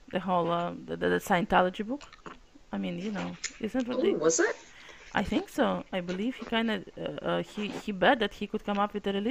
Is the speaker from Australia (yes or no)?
no; Russia; first language Russian; English is a second language; now in United States; And in fact, as you can tell by the accent, I'm from Russia. Well, from Soviet republics. And so we, everyone spoke Russian